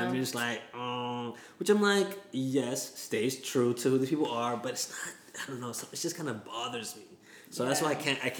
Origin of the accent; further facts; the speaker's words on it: West Coast, United States; Yeah, you know, growing up in the West Coast, you know